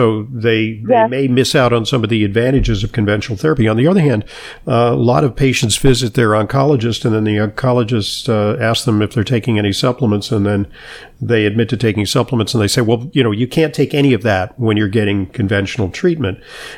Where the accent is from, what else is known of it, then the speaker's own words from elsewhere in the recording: Santa Monica, California, United States; in my hometown of Santa Monica, California. That's actually where I grew up.